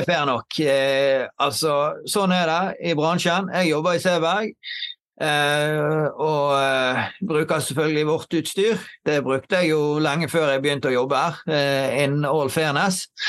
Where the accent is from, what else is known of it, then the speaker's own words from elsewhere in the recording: Knarvik, Vestland, Norway; Jeg er jo fra Knarvik eh, opprinnelig og har bodd her hele livet. Oppvokst eh, i området her